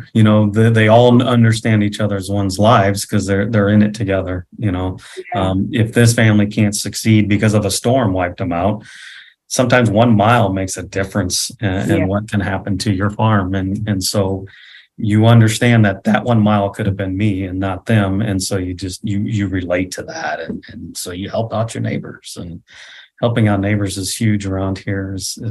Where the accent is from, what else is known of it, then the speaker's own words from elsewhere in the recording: United States; I explained to him I'm from the United States. And so we're talking to them as a family. But I was from the United States and I live in Nebraska, and I pointed it on the map.